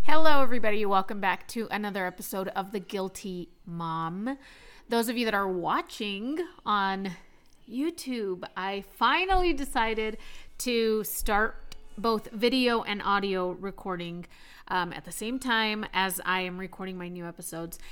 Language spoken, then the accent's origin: English; Texas, United States; now in Maine, United States; I am from Texas